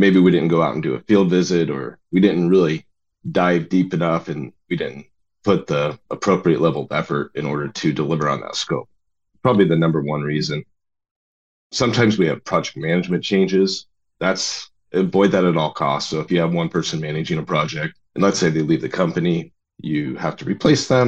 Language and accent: English; Oregon, United States; I grew up in Oregon.